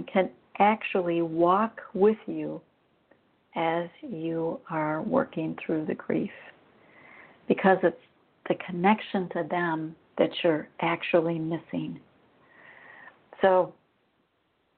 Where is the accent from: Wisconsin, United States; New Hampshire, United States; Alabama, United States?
Wisconsin, United States; moved away as an adult; now in Arizona, United States; I grew up in Wisconsin. I'd been there for over 50 years